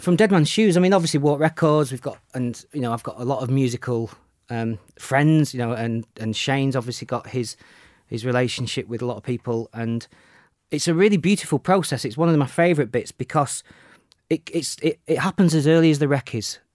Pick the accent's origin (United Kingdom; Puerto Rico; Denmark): United Kingdom; Sheffield, Yorkshire and the Humber; in Sheffield, yeah, my hometown